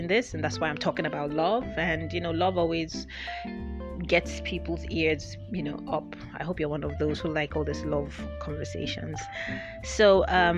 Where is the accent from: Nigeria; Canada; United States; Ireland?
Nigeria; also born or lived in United Kingdom / Lagos, Nigeria; when I moved back to Nigeria